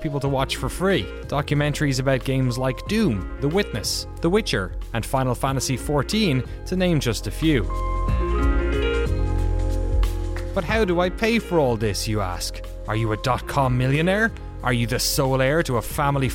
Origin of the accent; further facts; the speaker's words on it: Ireland; now in Maryland, United States; I'm Irish, 32 years old, married